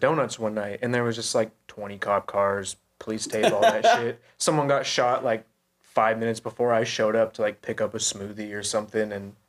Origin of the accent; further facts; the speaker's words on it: Montana, United States; moved away as an adult; now in Phoenix, United States; I was 25 years old when I moved away from Montana.